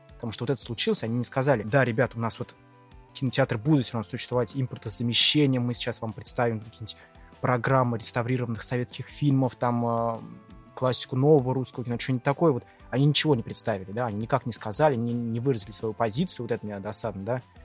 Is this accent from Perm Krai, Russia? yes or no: no; Lipetsk, Lipetsk Oblast, Russia; Я из Липецка, один из моих самых первых фильмов, который я посмотрел в кинотеатре «Спутник»